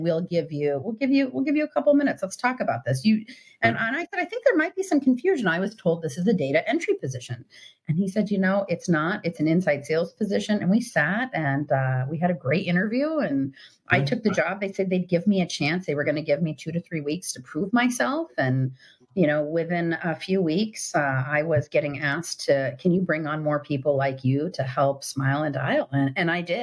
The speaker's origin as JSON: {"language": "English", "area": "Silicon Valley", "region": "California", "country": "United States", "tie": "born or raised there", "said": "I grew up in the heart of the Silicon Valley"}